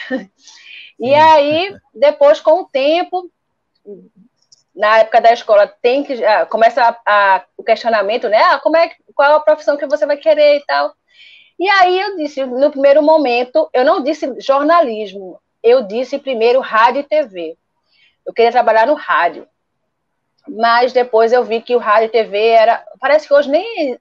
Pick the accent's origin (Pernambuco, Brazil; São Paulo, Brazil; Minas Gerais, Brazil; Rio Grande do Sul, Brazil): Pernambuco, Brazil; Recife; eu sou de Recife